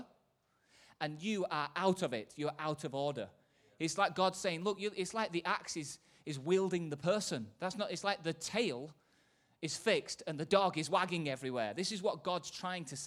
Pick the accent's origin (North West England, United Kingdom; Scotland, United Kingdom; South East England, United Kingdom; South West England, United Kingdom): North West England, United Kingdom; Manchester; from Manchester